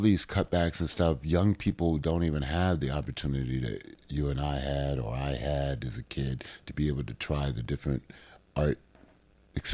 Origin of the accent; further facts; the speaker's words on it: Washington, District of Columbia, United States; the Kennedy Center, which is my hometown.